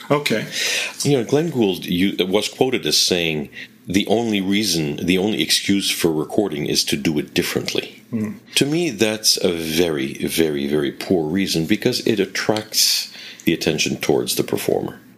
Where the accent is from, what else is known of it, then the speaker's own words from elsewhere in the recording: Quebec, Canada; accent: Quebec French; which are not uh, Quebec. I tend to be a little bit of a chameleon and change my accent a little bit to uh, to sound more international, because uh, above all, I want to be understood. Because if I really spoke the way I spoke at home